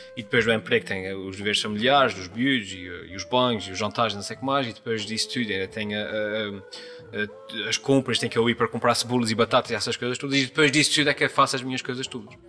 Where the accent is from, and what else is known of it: São Miguel, Azores, Portugal; accent: Micaelense